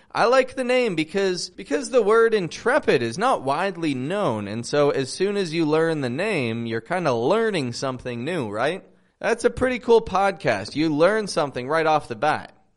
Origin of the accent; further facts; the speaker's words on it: Toronto, Ontario, Canada; now in Mexico; I'm from Toronto, Canada, living in Mexico